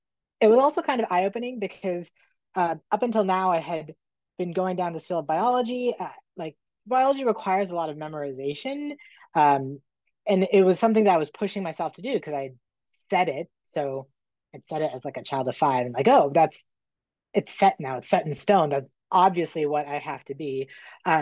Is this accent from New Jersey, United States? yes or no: no; Northern Virginia, United States; I grew up in Northern Virginia.